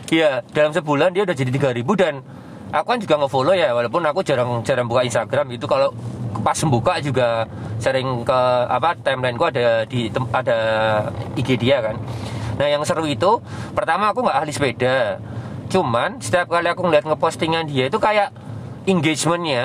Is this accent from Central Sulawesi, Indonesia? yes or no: no; Yogyakarta, Special Region of Yogyakarta, Indonesia; Saya besar, lahir, dan tinggal di Yogyakarta